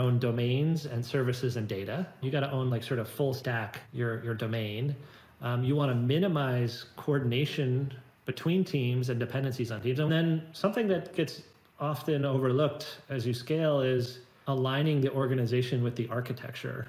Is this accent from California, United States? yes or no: yes; Silicon Valley, San Francisco Bay Area, California, United States; I've grown up in Silicon Valley. My parents were engineers. I was born in the Bay Area, San Francisco Bay Area